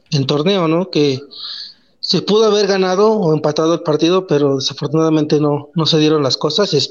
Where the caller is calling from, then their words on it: Texcoco, State of Mexico, Mexico; Desde aquí de, Texcoco, Estado de México.